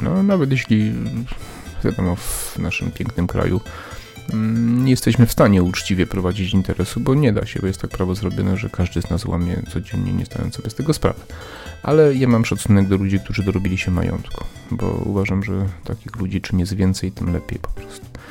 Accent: Przemyśl, Subcarpathian Voivodeship, Poland; moved away; moje rodzinne miasto Przemyśl

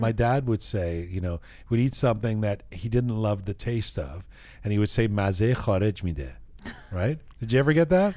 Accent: London, United Kingdom; now in Canada; I grew up in London and came here

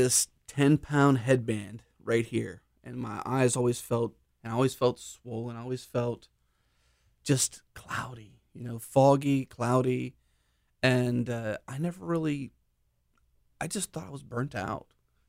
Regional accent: Pittsburgh, Pennsylvania, United States; now in Houston, United States; Pittsburgh area.

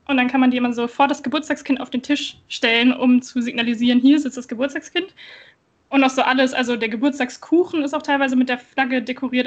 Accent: Wilhelmshaven, Lower Saxony, Germany; moved away; ich komme ja ähm, aus Wilhelmshaven ursprünglich

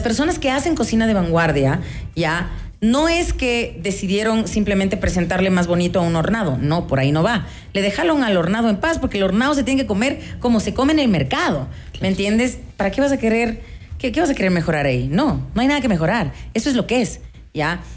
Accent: Quito, Pichincha, Ecuador; qué platos nos definen como quiteños

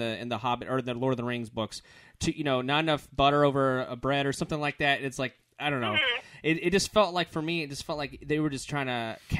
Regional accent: Orlando, Florida, United States; We're from Orlando, Florida

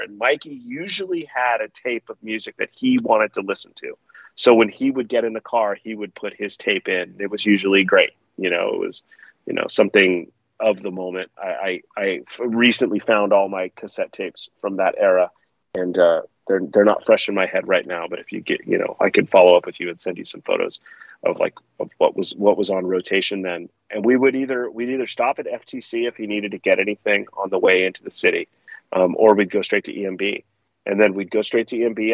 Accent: Palo Alto, California, United States; growing up in Palo Alto when I did

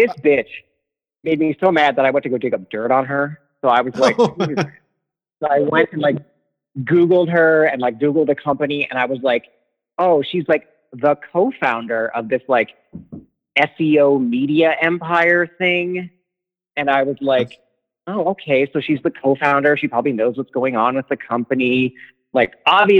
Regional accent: Cleveland, Ohio, United States; moved away as an adult; now in Vancouver, Canada; I'm from Cleveland

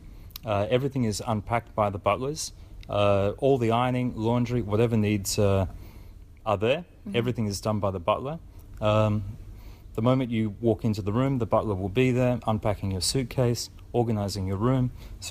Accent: Australia; Look, I think as an Australian, I had a dream. I had a dream to move offshore, and I followed my dreams. I've probably lived in 9 countries in the last 21 years.

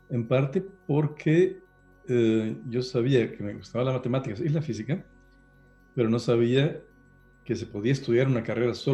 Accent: Guatemala; also born or lived in Costa Rica / Honduras; yo soy guatemalteco, pero nací en Costa Rica. Este, mi primaria la pasé en Honduras y después me fui a Guatemala, o sea que tengo experiencia

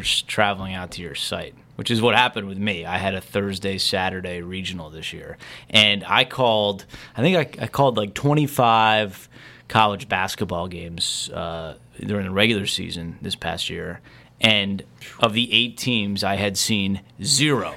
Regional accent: New Jersey, United States; growing up in New Jersey, I loved to watch Len Berman

